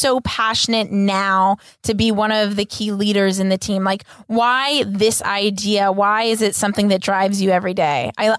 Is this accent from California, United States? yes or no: yes; Los Angeles, California, United States; I'm from Los Angeles.